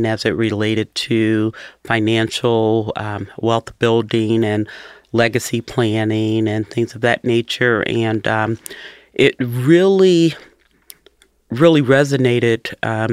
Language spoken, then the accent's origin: English; Cincinnati, Ohio, United States; I was born and raised in Cincinnati. I've been here my entire life, and from the west side of town